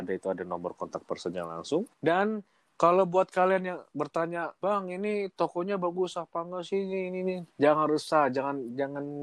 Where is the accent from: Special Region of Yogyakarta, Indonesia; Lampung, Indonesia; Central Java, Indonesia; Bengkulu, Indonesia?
Bengkulu, Indonesia